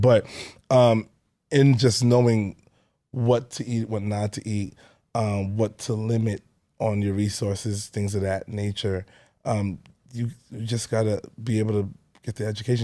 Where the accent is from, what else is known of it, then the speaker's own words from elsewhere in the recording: New York City, New York, United States; I grew up in Canarsie, um, my whole life